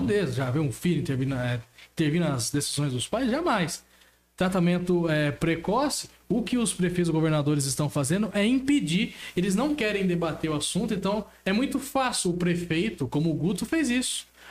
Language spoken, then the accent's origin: Portuguese; Brazil; Como brasileiros